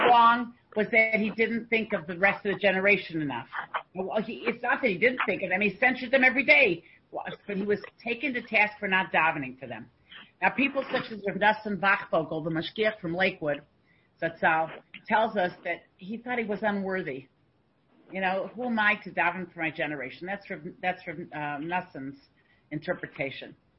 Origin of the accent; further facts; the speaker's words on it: Canada; I'm a Canadian